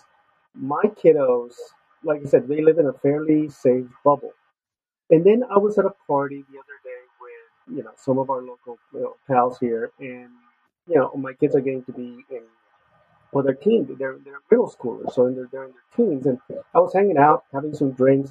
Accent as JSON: {"language": "English", "town": "Los Angeles", "region": "California", "country": "United States", "tie": "born or raised there", "moved": "yes", "said": "I grew up in East LA, and so it was a rough part of town in the 80s in Los Angeles"}